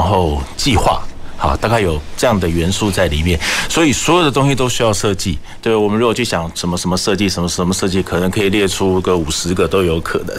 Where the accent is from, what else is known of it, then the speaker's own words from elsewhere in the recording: Kaohsiung, Taiwan; 我们高雄人真的对于这个港口，我们有不同的需求